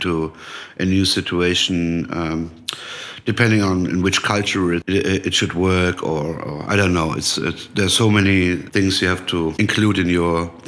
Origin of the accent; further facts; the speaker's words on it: Frankfurt area, Hesse, Germany; moved away as an adult; also born or lived in Hanau; now in Berlin, Germany; I was born in Hanau. That's a small city next to Frankfurt. But I grew up in a smaller village where my father built a house. So I grew up most of the time, or I lived most of the time in my life in Frankfurt.